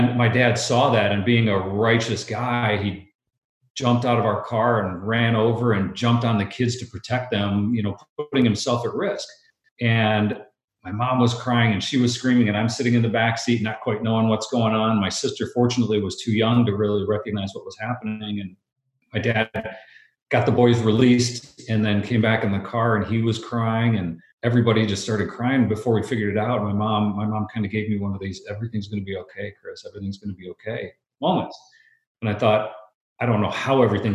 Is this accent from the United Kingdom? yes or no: no; Brazil; moved away; I grew up in Brazil